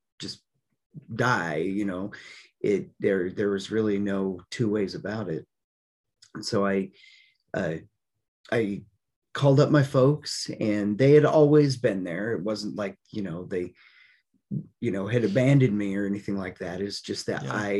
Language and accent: English; Colorado, United States; I decided to move back to the little town I grew up in Colorado